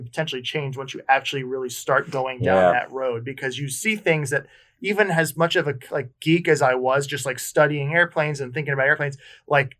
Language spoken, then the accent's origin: English; Connecticut, United States; I did an internship at an airport up where I grew up in Connecticut